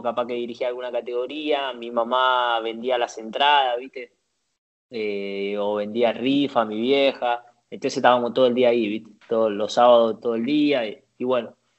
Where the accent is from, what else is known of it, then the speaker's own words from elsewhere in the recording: Sarandí, Buenos Aires Province, Argentina; moved away as an adult; also born or lived in Valencia, Spain; now in Italy; Yo nací en Sarandí, bueno, viví toda la vida hasta el día que, que me fui a Valencia